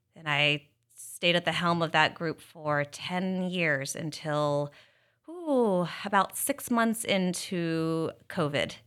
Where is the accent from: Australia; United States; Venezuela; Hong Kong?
United States; South Carolina; moved away as an adult; also born or lived in Kansas City; now in Philadelphia area, United States; I'm actually from South Carolina